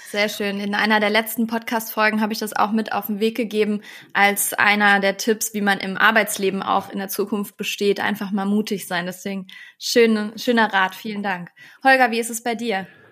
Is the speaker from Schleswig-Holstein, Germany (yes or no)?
no; Eschweiler, North Rhine-Westphalia, Germany; moved away; nach Eschweiler gefahren in mein in meiner Heimatstadt